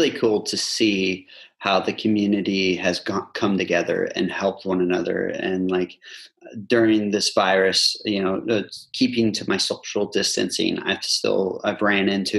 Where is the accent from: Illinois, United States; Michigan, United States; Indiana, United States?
Indiana, United States; moved away as an adult; now in Rhondda, United Kingdom; I'm from Indiana